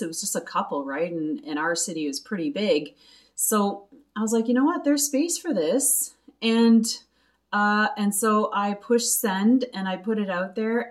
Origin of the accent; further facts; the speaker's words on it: Quebec, Canada; I'm originally from Quebec. Uh, yes, I am a English speaking Quebecer